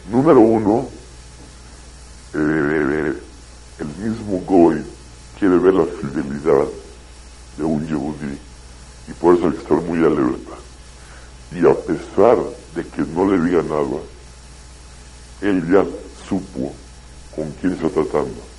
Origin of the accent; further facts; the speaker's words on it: Mexico; also born or lived in Israel; yo la verdad no me pienso hacer israelí yo soy mexicano y pienso regresar a mi país. Pero vine a estudiar unos años.